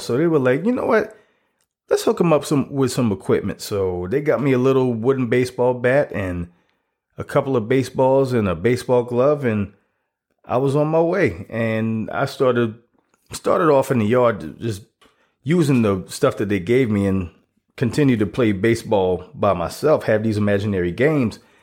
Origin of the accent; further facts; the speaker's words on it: South Carolina, United States; I'm, was born and raised in South Carolina